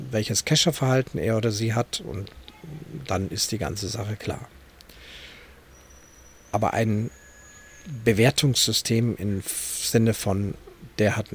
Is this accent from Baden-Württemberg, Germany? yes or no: no; Munich, Bavaria, Germany; born there; die auch ich als gebürtiger Münchner und jemand, der also auch in der Fußgängerzone sich in- und auswendig auskennt